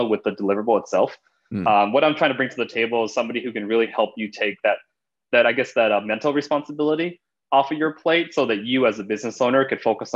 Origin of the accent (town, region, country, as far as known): Los Angeles, California, United States; born or raised there